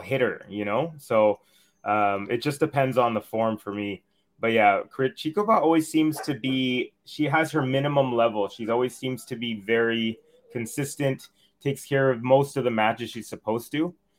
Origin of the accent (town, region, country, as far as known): Canada